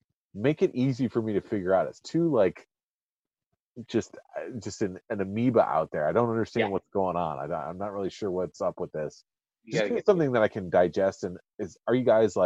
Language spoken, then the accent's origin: English; Detroit, Michigan, United States; born or raised there